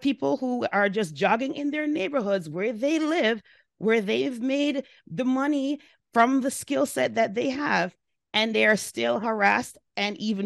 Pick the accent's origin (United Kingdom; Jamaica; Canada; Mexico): Jamaica; now in United States; I'm an immigrant as well. I lived in a very different country than the United States, and I lived in the United States for 37 years. I identify myself as Jamaican because that's who I am.